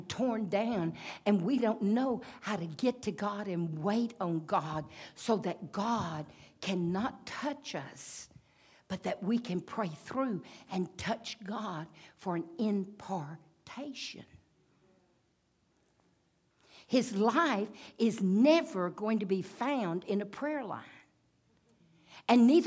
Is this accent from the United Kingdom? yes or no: no; United States; I'm an American